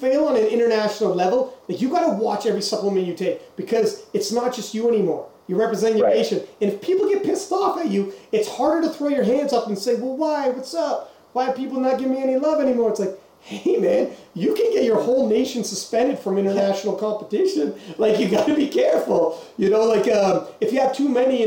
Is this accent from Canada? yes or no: yes; Canada; we're from Canada.